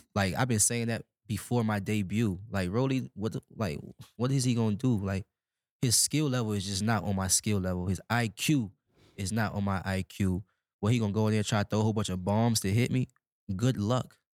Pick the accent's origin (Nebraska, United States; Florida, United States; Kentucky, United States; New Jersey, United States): Nebraska, United States; I come from Nebraska